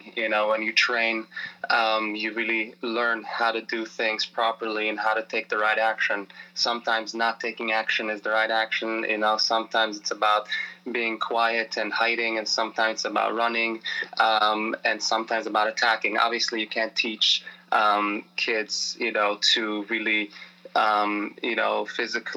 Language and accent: English; Israel; now in Baltimore, United States; I come from Israel originally